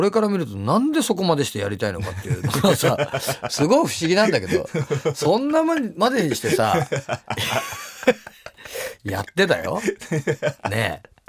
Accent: Sapporo, Hokkaido, Japan; accent: Hokkaido; あのメンバー4人の中で、はい、名り一番ないからね。札幌だから。

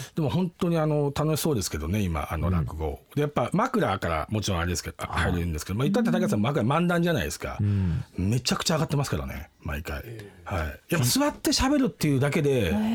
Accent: Tokyo, Japan; ずっと僕東京なんですけど

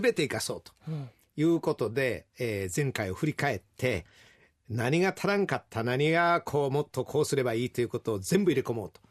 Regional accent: Ashiya, Hyogo, Japan; accent: Kansai dialect; 兵庫県芦屋市出身ですから、どっちかというと、ほんま関西弁

